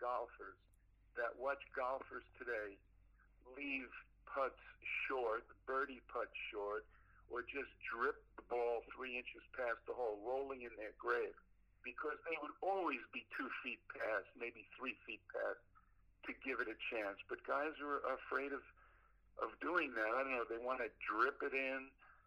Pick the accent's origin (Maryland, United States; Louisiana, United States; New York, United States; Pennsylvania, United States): New York, United States; New York City; moved away; I'm from Brooklyn, New York